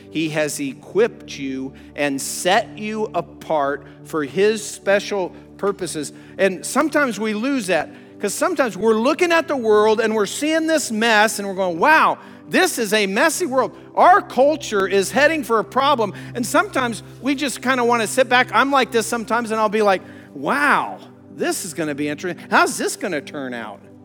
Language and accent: English; Colorado, United States; I grew up in Colorado